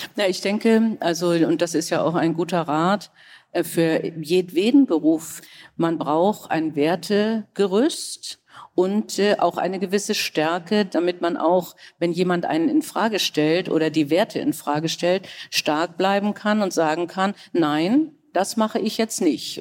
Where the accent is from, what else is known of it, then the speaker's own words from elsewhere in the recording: Kiel, Schleswig-Holstein, Germany; Ich komme aus Kiel